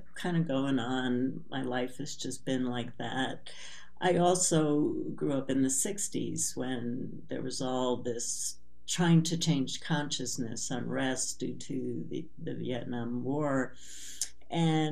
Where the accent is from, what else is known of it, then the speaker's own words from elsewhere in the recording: New York City, New York, United States; I was born in Brooklyn, New York, to very traditional family who grew up with immigrant parents in a lower class neighborhood in Brooklyn